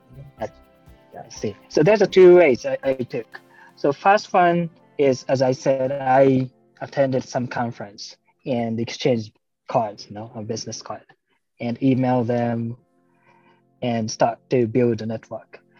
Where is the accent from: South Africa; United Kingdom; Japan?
Japan; English is a second language; also born or lived in Vietnam; we Japanese, sometimes we are too punctual